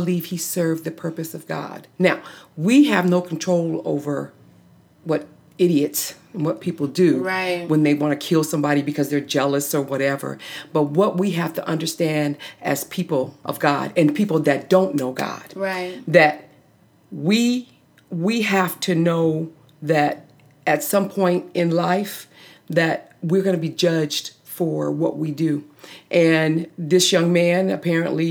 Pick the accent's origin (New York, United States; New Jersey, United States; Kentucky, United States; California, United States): California, United States; now in Georgia, United States; I'm originally from California